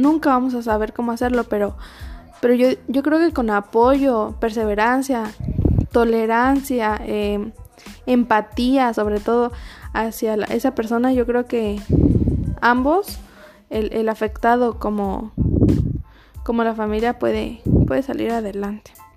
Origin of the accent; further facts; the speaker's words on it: Mexico; los, mexicanos somos adictos a, las tradiciones